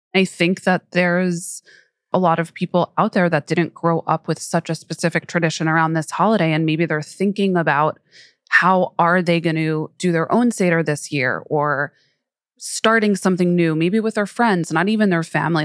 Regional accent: New York, United States; I grew up in New York

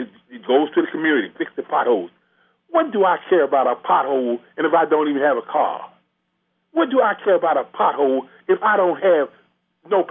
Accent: Cincinnati, Ohio, United States; My mother moved to Avondale, Lincoln, when I was 9 years old.

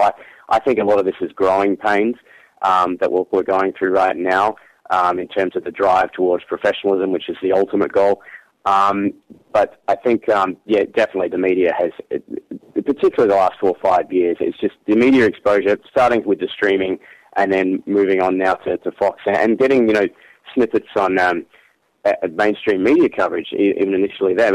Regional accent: Perth, Western Australia, Australia; moved away; I'm from Perth originally

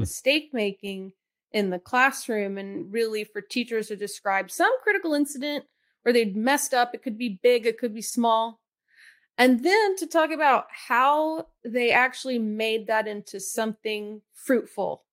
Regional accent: Atlanta, Georgia, United States; I grew up in Atlanta

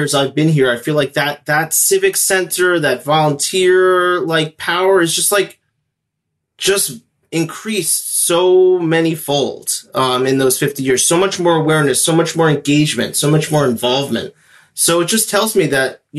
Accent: Great Neck, New York, United States; now in Los Angeles, United States; I grew up in Great Neck. I grew up in Great Neck, yeah. Born and raised.

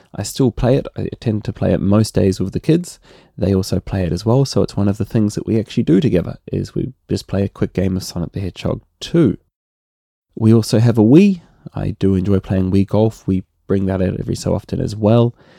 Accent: New Zealand; accent: Kiwi; my Kiwi accent

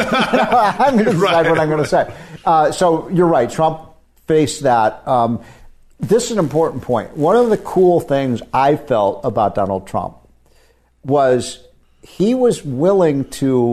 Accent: Illinois, United States; my home state of Illinois

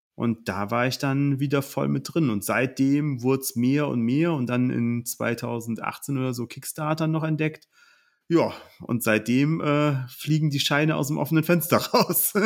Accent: Oberbergisches Land, North Rhine-Westphalia, Germany; ich komme aus dem Oberbergischen

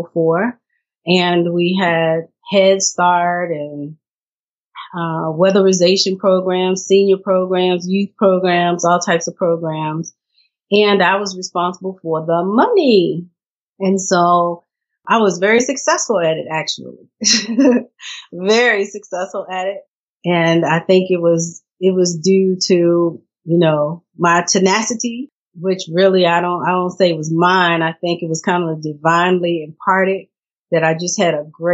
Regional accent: Lynchburg, Virginia, United States; my hometown, Lynchburg, Virginia

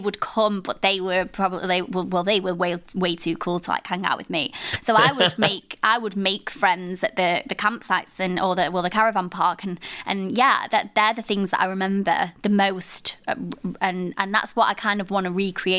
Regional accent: Blackpool, North West England, United Kingdom; I'm from Blackpool as well

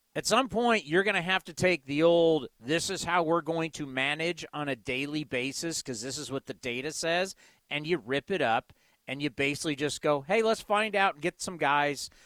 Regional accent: California, United States; But I grew up in California. I've been in California my whole life.

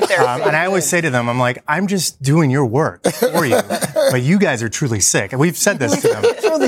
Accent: Los Angeles, California, United States; Los Angeles, born and raised.

